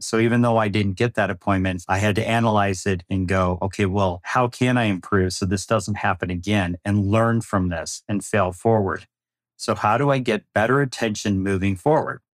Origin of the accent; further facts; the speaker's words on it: Midwest, United States; now in Phoenix, United States; I grew up in the Midwest